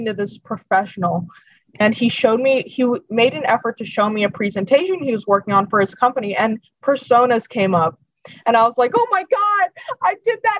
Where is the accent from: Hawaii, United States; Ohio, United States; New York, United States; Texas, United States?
Ohio, United States; Youngstown; I'm from Youngstown